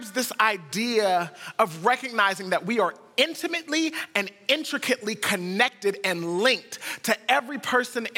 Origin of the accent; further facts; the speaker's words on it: United States; we're from the United States